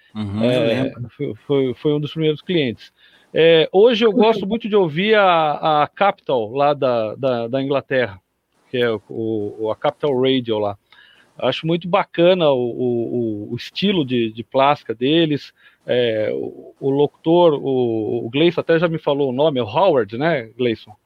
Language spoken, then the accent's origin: Portuguese; São Carlos, São Paulo, Brazil; Eu sou de São Carlos, aqui no interior de São Paulo